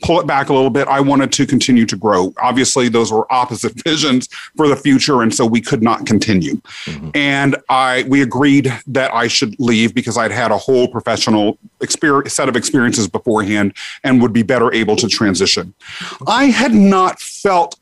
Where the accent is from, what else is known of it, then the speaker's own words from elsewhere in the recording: Kansas, United States; moved away as an adult; now in New York City, United States; I grew up in Kansas, got out to come here to New York City for law school